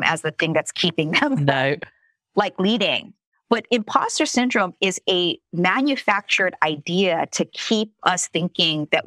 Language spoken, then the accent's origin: English; Philippines; I'm Asian, by the way, so I could say that. Okay, I'm Filipino